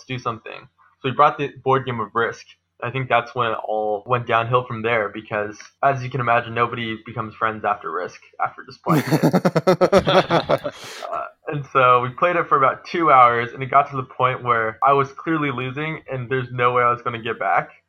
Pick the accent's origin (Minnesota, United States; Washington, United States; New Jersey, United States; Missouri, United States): Washington, United States; Seattle; For me, I'm from Seattle, so I graduated from the University of Washington, but I'm just a board game enthusiast.